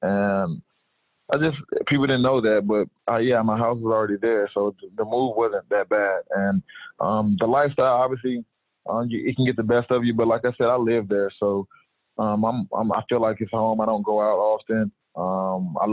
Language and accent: English; Atlanta, Georgia, United States; moved away as an adult; now in Miami, United States; I'm from Atlanta, obviously, but I've moved a lot of my family to the South Florida area.